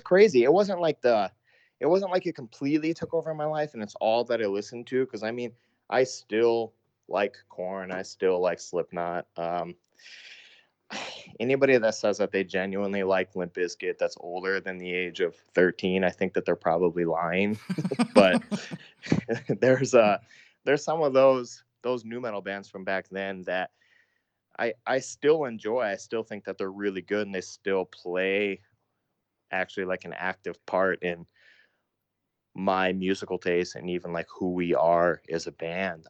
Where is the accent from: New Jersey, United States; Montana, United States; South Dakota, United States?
South Dakota, United States; Sioux Falls; my hometown that I'm from, Sioux Falls, South Dakota